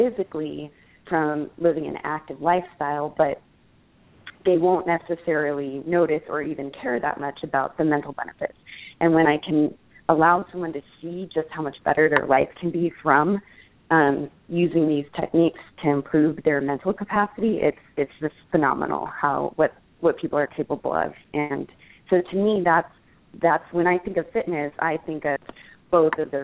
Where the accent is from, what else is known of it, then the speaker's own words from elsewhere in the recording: Los Angeles, California, United States; we grew up in Los Angeles